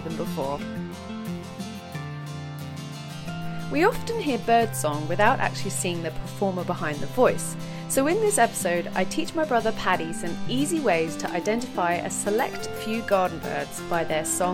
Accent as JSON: {"language": "English", "region": "London", "country": "United Kingdom", "tie": "born or raised there", "said": "we grew up in Southeast London, where pigeons were sort of mostly what we saw."}